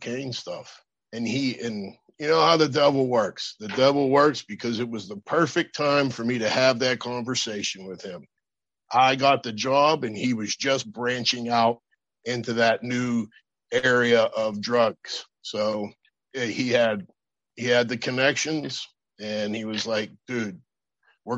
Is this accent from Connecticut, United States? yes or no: no; Pittsburgh, Pennsylvania, United States; also born or lived in Berlin / Florida; I went back home to Pittsburgh after a 4 year military career there